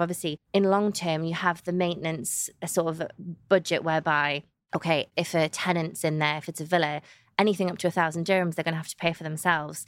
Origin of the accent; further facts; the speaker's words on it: the Northeast, North East England, United Kingdom; moved away as an adult; now in Dubai, United Arab Emirates; I'm from the Northeast, there's so much countryside